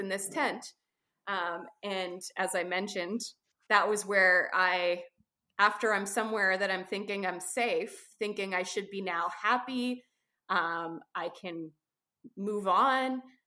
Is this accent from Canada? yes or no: yes; Canada; I'm a Canadian photographer, adventurer, uh, writer